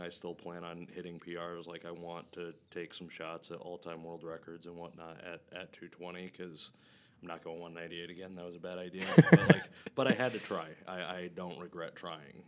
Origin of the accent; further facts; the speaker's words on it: Flint, Michigan, United States; I grew up in Flint, Michigan